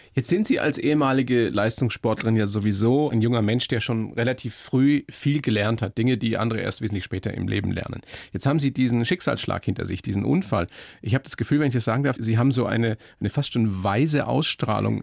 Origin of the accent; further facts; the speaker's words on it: Germany; bei uns in Deutschland